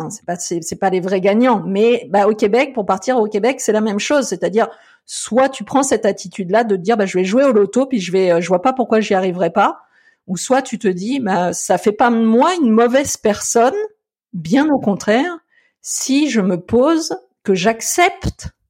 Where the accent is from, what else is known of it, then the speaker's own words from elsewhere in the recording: France; now in Canada; j'ai un petit peu cette attitude là que je suis français un petit peu dans l'âme, c'est vrai, je peux pas le renier